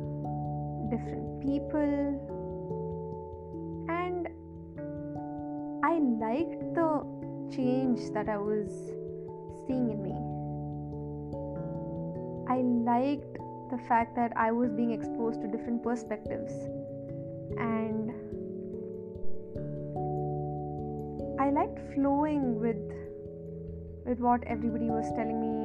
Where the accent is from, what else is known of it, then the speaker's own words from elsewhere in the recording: a small town near Mangalore, Karnataka, India; now in Bangalore, India; I stay in Bangalore, and I am originally from Mangalore, a small town near Mangalore